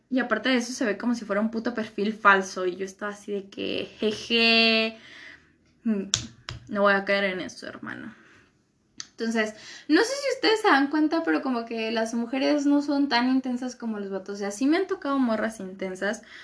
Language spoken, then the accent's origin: Spanish; Michoacán, Mexico; pues de Michoacán